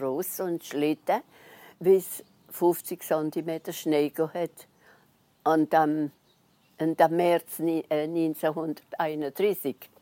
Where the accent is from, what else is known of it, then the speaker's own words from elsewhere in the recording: Neuwiller, Grand Est, France; ich bin auf die Welt in Neuwil selber. Und dann seitdem wohne ich immer in Neuwil